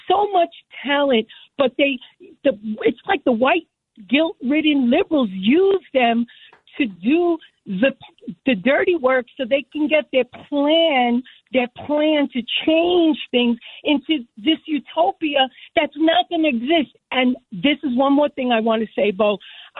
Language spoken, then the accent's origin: English; New York City, New York, United States; I am a lifetime resident of New York City. I was born down in the Lower East Side in the early 50s, and I live in Brooklyn now for the past 60 years.